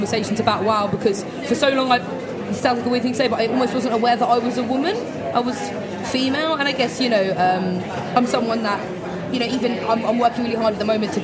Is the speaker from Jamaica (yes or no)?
no; London, United Kingdom; my journey growing up in East London